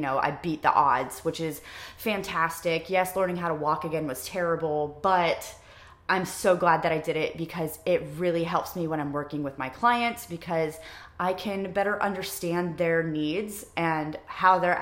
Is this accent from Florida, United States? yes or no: no; Ohio, United States; moved away as an adult; now in Wilmington, United States; I'm from Ohio